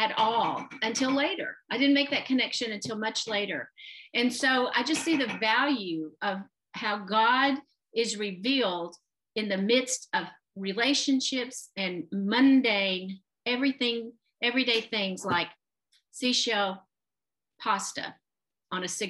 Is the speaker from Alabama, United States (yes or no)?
yes; Anderson, Alabama, United States; moved away as an adult; also born or lived in Huntsville, Alabama / Memphis, Tennessee; a junior high school in my hometown of Anderson, Alabama